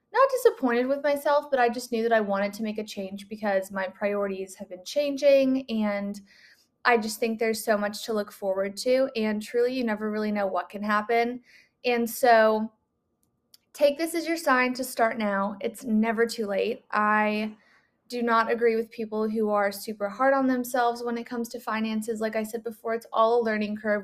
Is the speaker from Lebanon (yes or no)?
no; West Coast, United States; moved away; I'm from the West Coast